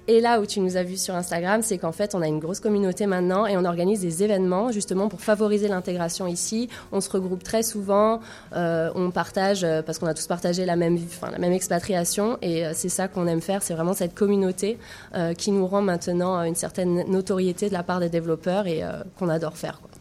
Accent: France; moved away; also born or lived in Montpellier; je viens de la France

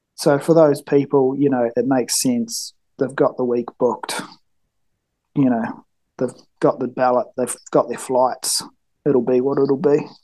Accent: Nelson, New Zealand; I live, um, it's about 30 minutes south of Nelson, top of the South Island in New Zealand. Uh, I grew up here, was born here, grew up here

